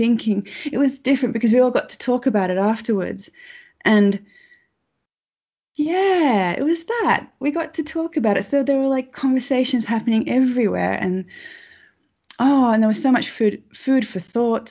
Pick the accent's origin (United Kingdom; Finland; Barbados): Finland; I come from Finland